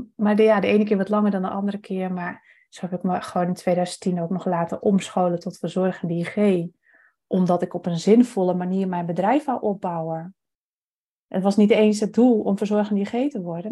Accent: Friesland, Netherlands; moved away; ik kom dus oorspronkelijk uit Friesland

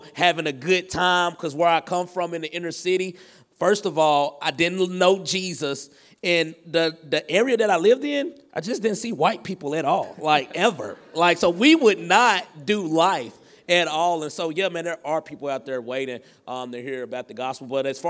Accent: the South, United States; And so I think like the area I grew up in is in the South. And so we're in the Bible Belt.

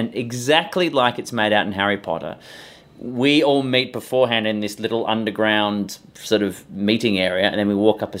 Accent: Perth, Western Australia, Australia; now in Melbourne, Australia; I was born in Perth on the West Coast, but currently living in Melbourne on the East Coast

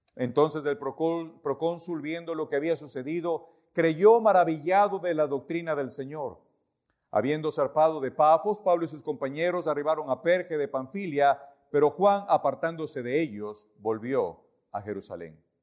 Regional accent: Ecuador; moved away as an adult; nosotros somos ecuatorianos

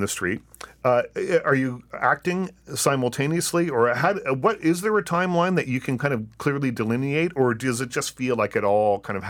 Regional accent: Canada; because we are Canadians

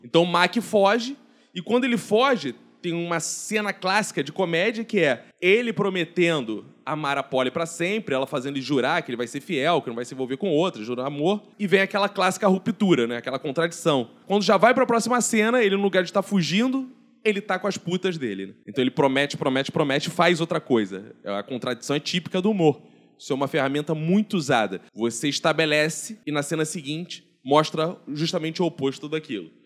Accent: Brazil

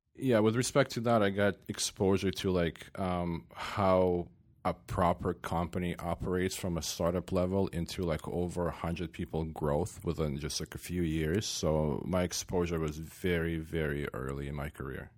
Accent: Sumy, Sumy Oblast, Ukraine; moved away; I'm from eastern Ukraine, born and raised

